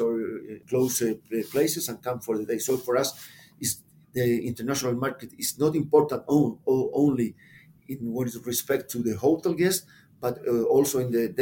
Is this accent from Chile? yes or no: yes; Santiago, Santiago Metropolitan Region, Chile; I was born and grew up in Santiago